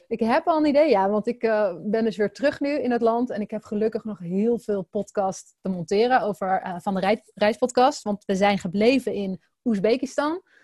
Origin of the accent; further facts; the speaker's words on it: Netherlands; als Nederlanders